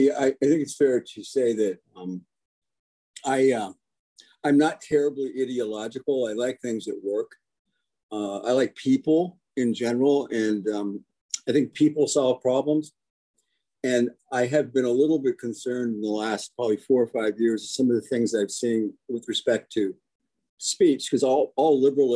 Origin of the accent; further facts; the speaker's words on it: Cincinnati, Ohio, United States; also born or lived in Washington, D.C. / Aberdeen, Maryland / Chevy Chase, Maryland / Grand Rapids, Michigan; And I was born in DC, but I grew up in Aberdeen, Maryland, Chevy Chase, Grand Rapids, Chicago, two different times, Detroit. And then we ended up in the promised land of Cincinnati.